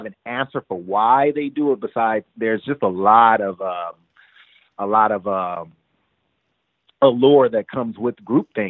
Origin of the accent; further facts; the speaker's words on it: United States; we know we're black. And we know we're American